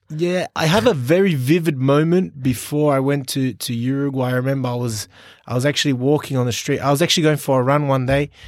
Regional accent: Sydney, New South Wales, Australia; moved away as an adult; now in Singapore; I was born in Sydney

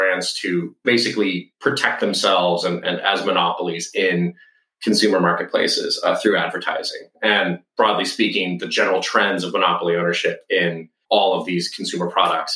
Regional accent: Southeast Texas, United States; moved away; I grew up in Southeast Texas in a town 2 hours from anything good

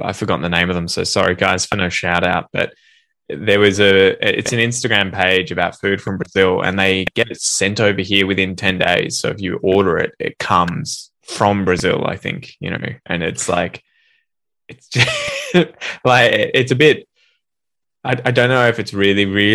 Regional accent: Australia; accent: Australian English; first language English; coming from Australia

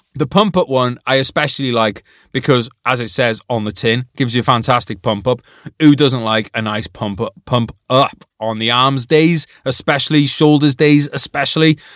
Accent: United Kingdom; as a British person

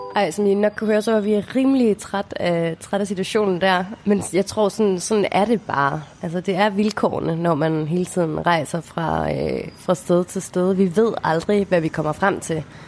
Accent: Denmark; moved away as an adult; hjemme i Danmark med vores normale jobs

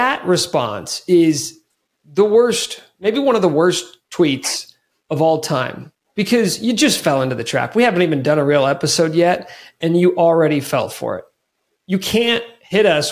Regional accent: Kansas, United States; moved away as an adult; also born or lived in Lawrence, Kansas; now in Denver, United States; I grew up in Kansas, went to KU, did radio for about 7 years in Lawrence

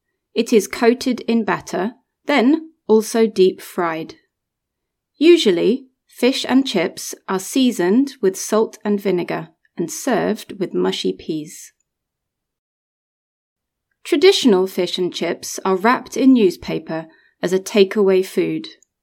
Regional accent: England, United Kingdom; I'm an English teacher here at Intrepid English. I'm from England, and I'm going to tell you a little bit about some traditional British food.

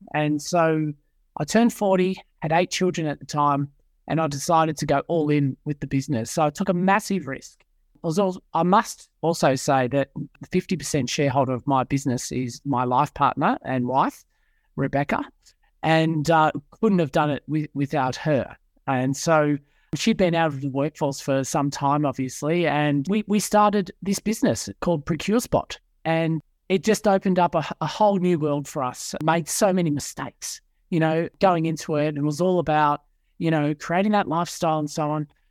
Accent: Melbourne, Victoria, Australia; moved away as an adult; now in Sydney, Australia; born and bred in Melbourne, grew up in a Christian Catholic family

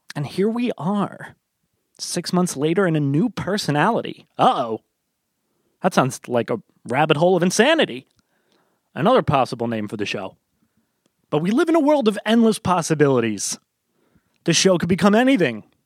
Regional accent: United States; as an American

